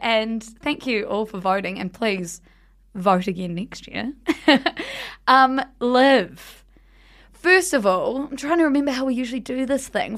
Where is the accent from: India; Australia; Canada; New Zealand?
New Zealand; South Island; we grew up in the South Island